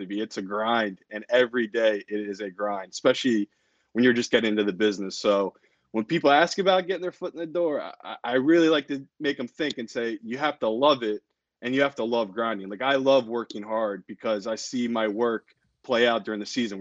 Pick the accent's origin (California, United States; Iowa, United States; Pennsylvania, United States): Pennsylvania, United States; Philadelphia; moved away; my hometown team, the Flyers